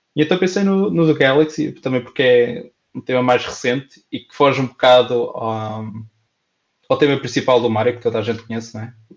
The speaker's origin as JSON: {"language": "Portuguese", "town": "Pampilhosa", "country": "Portugal", "tie": "born or raised there", "said": "92.6 da Pampilhosa, que é a minha terra"}